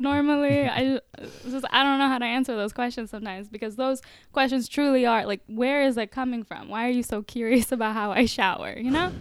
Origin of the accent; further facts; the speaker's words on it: Orlando, Florida, United States; I was born and raised in America